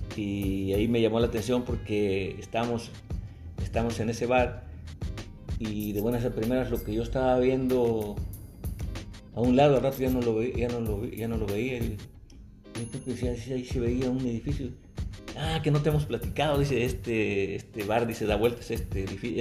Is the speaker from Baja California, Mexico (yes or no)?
no; Veracruz, Mexico; Me dice, ¿dónde eres? Le digo, Veracruz